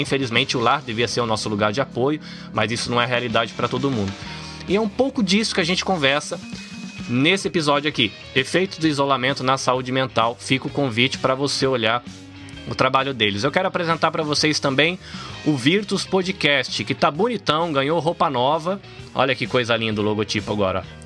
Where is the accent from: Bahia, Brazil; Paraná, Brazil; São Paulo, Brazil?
Bahia, Brazil; Salvador; now in Japan; eu nasci em Salvador, na Bahia